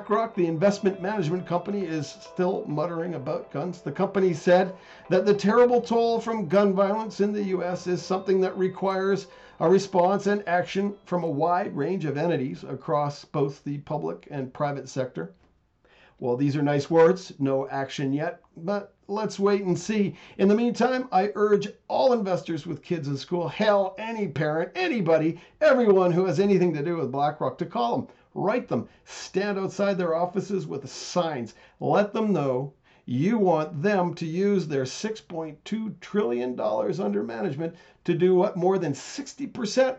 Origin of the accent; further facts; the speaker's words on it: Canada; I'm Canadian